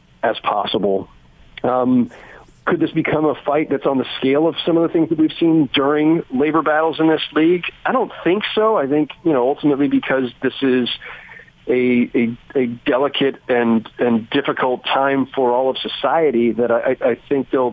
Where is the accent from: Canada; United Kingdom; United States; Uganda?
United States; California; moved away as an adult; now in New York, United States; I'm from California originally, but I've been here 16 years now.